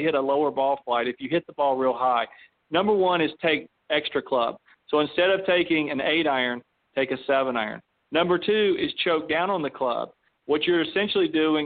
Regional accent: Western North Carolina, United States; moved away; also born or lived in Florida; I grew up in Western North Carolina

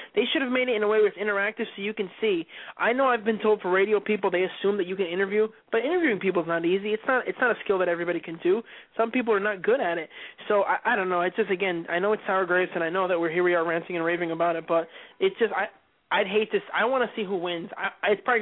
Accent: Clifton, United States; from Clifton

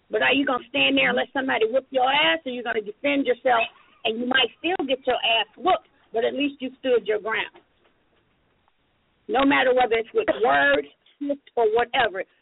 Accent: Chicago, Illinois, United States; I'm from Chicago South Side.

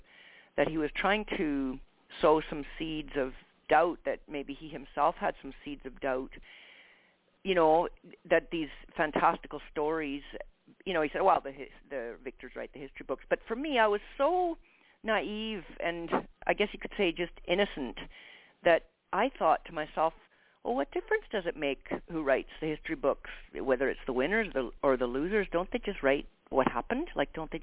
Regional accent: Edmonton, Alberta, Canada; I'm a Canadian, by the way. I grew up in Edmonton, Alberta, Canada, and of German parents

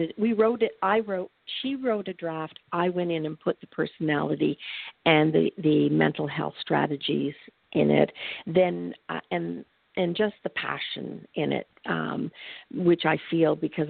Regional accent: Canada; I'm from Canada

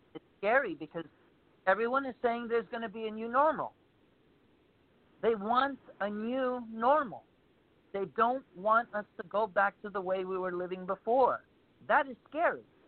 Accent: United States; being an American.

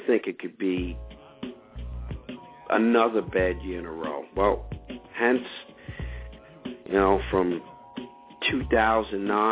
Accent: New York, United States; I'm a New Yorker

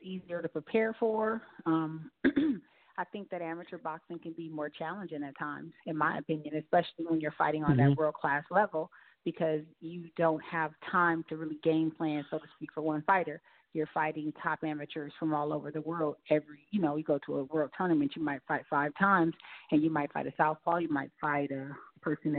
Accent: San Francisco, California, United States; I'm from San Francisco. I'm from the Bayview, Hunters Point area of San Francisco. It's a, you know, underprivileged community. You know, it's a rough area to grow up

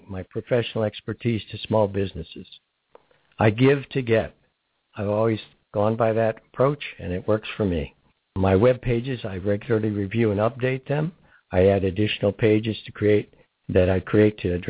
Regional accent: Barberton, Ohio, United States; now in Crestview Hills, United States; I was from Barberton, Ohio

